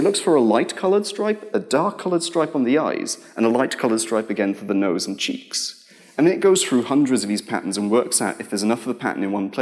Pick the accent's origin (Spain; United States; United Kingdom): United Kingdom; we're British